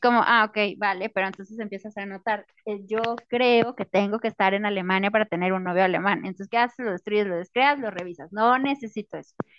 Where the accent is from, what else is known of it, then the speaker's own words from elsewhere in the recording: Mexico; para los que somos mexicanos